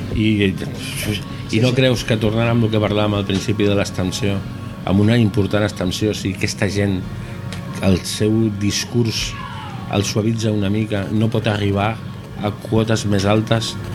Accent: Barcelona, Catalonia, Spain; now in Vilanova i la Geltrú, Spain; jo no sóc vilanoví, sóc d'una altra ciutat que no anomenaré

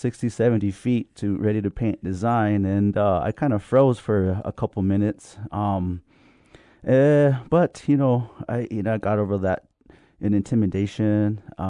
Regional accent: Jemez Pueblo, New Mexico, United States; that's where I was born, or after I was raised up in Jemez

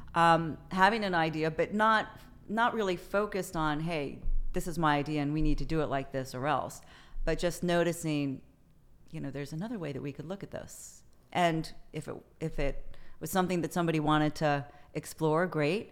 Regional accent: Prince George's County, Maryland, United States; also born or lived in Colorado Springs, Colorado / Towson, Maryland / Paris, France; I moved to, uh, Southern Maryland, Southern Prince George's County, when I was in elementary school. And, uh, went to middle school, high school, and, uh, Prince George's County, Maryland

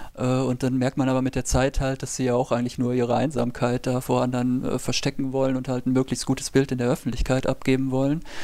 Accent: Germany; für uns als Deutsche

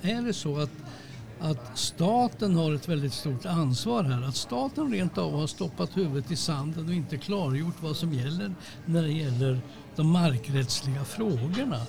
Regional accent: Sweden; vi är svenskar

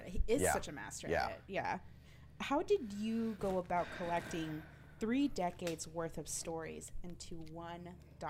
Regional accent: Houston, Texas, United States; As a second generation Houstonian

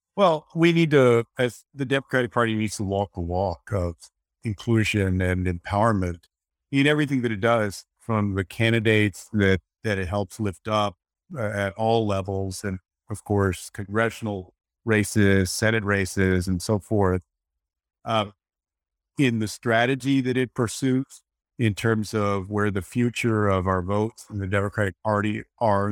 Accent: Texas, United States; my home state of Texas

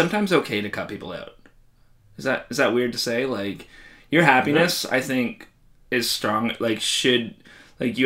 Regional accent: Canada; We're Canadian

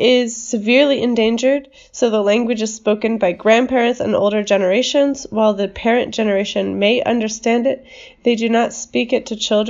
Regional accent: United States

